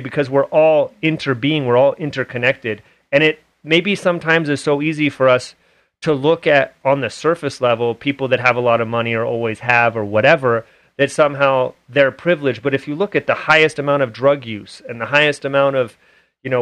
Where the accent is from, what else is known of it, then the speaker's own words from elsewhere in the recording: Oakland, California, United States; also born or lived in Hayward; now in Utah, United States; I grew up in Hayward and Oakland area in the Bay Area